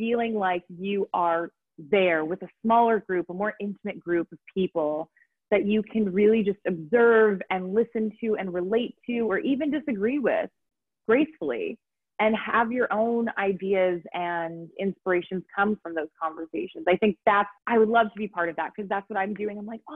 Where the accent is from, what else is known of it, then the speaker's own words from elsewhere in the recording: California, United States; accent: Valley Girl; moved away as an adult; now in Aarhus, Denmark; I'm originally an American, if you can understand, Californian raised by my Valley Girls